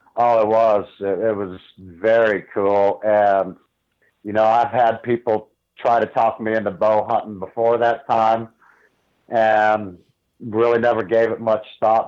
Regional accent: Northeast Ohio, United States; moved away as an adult; now in New Mexico, United States; I grew up in Northeast Ohio

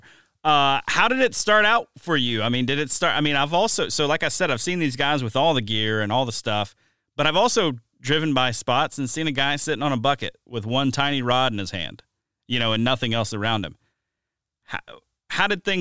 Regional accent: Mobile, Alabama, United States; now in Wisconsin, United States; growing up in Mobile, Alabama.

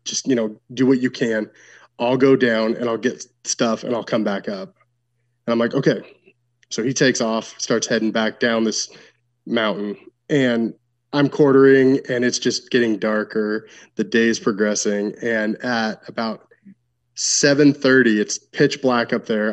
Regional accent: Washington, United States; I'm from Washington State.

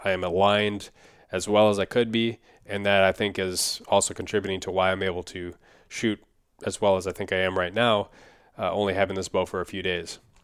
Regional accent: Minnesota, United States; Minnesota, my home state

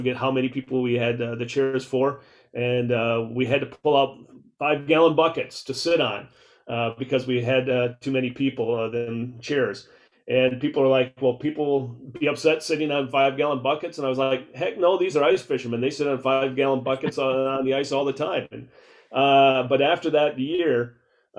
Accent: Southwest Minnesota, United States; growing up in Southwest Minnesota, I can remember the mom and pop bait shops that we used to go to in Worthington

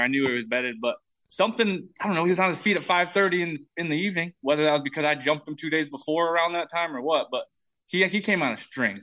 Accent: Michigan, United States; moved away as an adult; now in Iowa, United States; I'm I'm from Michigan

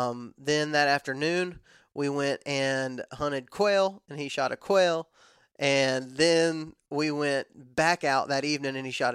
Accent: West Texas, United States; we didn't really have a whole lot of property in Texas, in West Texas specifically, where I'm from.

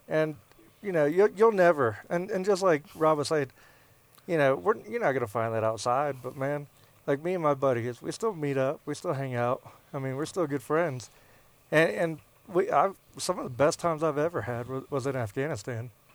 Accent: the South, United States; moved away; growing up in the South

